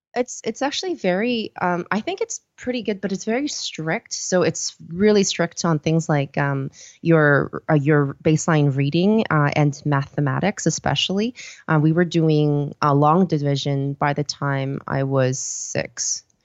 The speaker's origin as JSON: {"language": "English", "town": "Vancouver", "region": "British Columbia", "country": "Canada", "tie": "born or raised there", "also_born_or_lived": "Seoul, South Korea / Copenhagen, Denmark", "said": "I was born in Seoul, uh, South Korea, uh, and then when I was around, um, I did grade school there until I was around, uh, seven, and then we moved over, uh, to Vancouver, um, after that. And, um, we, I went to school and finished stuff off there"}